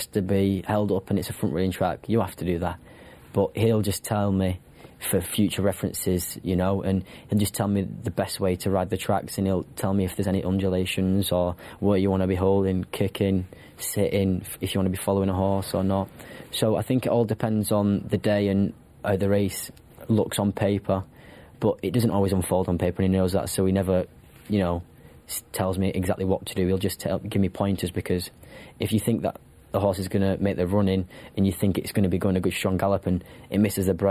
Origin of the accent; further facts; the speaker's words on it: Wigan, North West England, United Kingdom; now in Newmarket, United Kingdom; brought up in Wigan